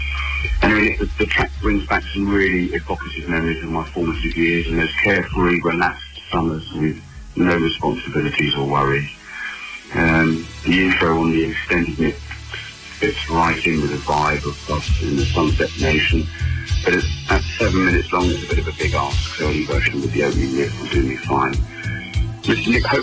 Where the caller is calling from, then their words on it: Surrey, South East England, United Kingdom; I'm calling from Surrey in England.